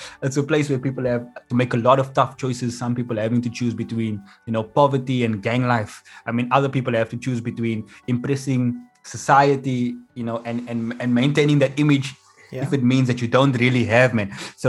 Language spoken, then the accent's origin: English; Mitchell's Plain, Western Cape, South Africa; So I always want people to know where I'm from. Just so you understand why we're doing this lotto thing. And there's a guy in the crowd. I say, so I'm from the Cape Flats, Mitchell's Plain.